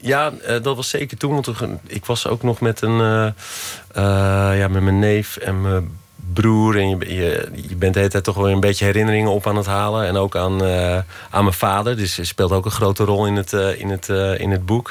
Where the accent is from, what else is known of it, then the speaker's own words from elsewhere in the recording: Loosdrecht, North Holland, Netherlands; waar ik opgegroeid ben